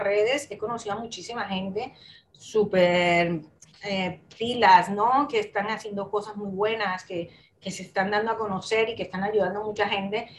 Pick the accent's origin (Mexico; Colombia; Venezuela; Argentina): Colombia; moved away as an adult; now in Spain; yo soy de Colombia, ¿vale? Nací allí en, Colombia, estuve toda, bastantes años viviendo allí